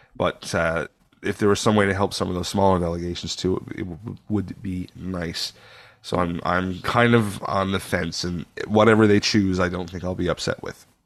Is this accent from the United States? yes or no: no; Canada; I'm born Canadian, but I think I have a little German in me